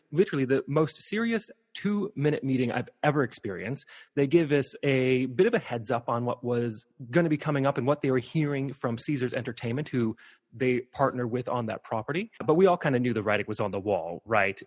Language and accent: English; Missoula, Montana, United States; I grew up in Missoula, Montana.